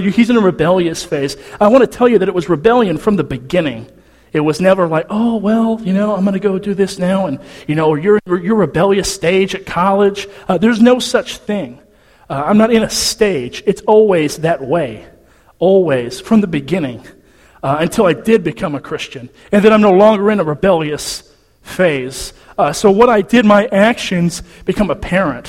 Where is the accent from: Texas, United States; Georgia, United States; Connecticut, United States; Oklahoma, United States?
Texas, United States; Nacogdoches; So I'm from Nacogdoches. I'm a Nac rat